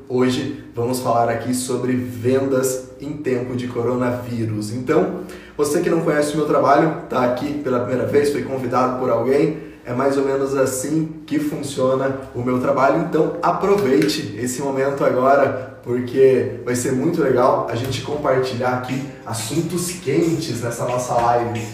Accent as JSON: {"language": "Portuguese", "town": "São José dos Campos", "region": "São Paulo", "country": "Brazil", "tie": "born or raised there", "said": "eu sou nascido em São José dos Campos, uma cidade do interior de São Paulo"}